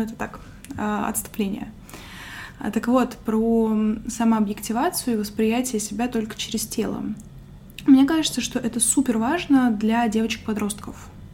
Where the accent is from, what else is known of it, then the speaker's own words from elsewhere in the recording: Moscow Oblast, Russia; мне было, наверное, лет 5-6, когда мы с родителями переехали из Тульской области, где я родилась, в Подмосковье